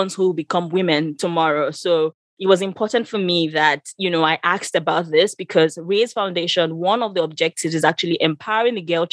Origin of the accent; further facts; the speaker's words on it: Northern Nigeria, Nigeria; I grew up in Northern Nigeria as well